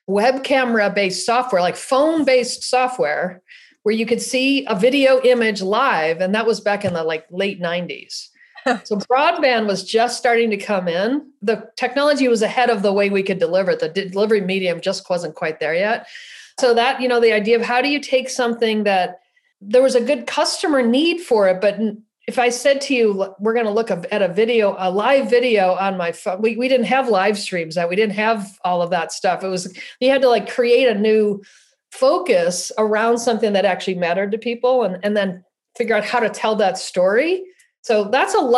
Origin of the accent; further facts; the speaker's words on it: Buffalo, New York, United States; now in San Luis Obispo, United States; I was born in Buffalo, New York